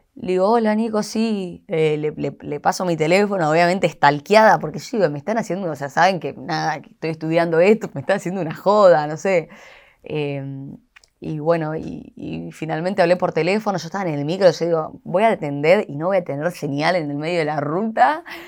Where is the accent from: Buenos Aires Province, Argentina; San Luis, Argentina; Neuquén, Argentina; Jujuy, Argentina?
Buenos Aires Province, Argentina; Haedo; Somos de Aedo los dos, salimos ahí del, barrio